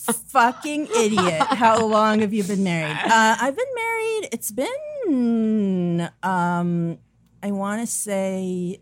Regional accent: Haifa, Haifa District, Israel; moved away as an adult; now in United States; I grew up in Haifa, which is on the coast of the Mediterranean.

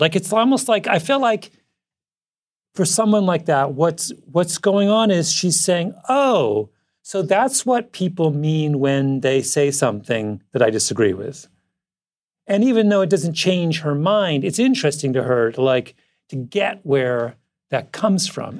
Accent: Canada; moved away; conservative boy from rural Canada

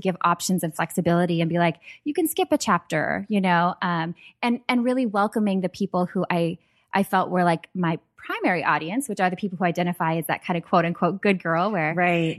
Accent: Minnesota, United States; I grew up in Minnesota

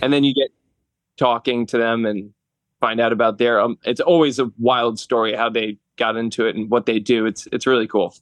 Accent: New Jersey, United States; moved away as an adult; now in Langhorne, Pennsylvania, United States; I'm from North Jersey

